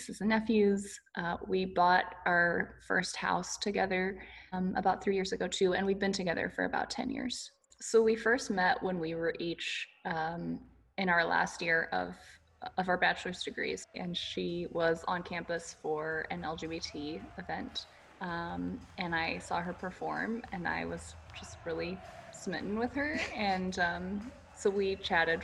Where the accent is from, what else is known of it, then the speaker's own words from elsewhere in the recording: Nashville, Tennessee, United States; now in Houston, United States; I am originally from Nashville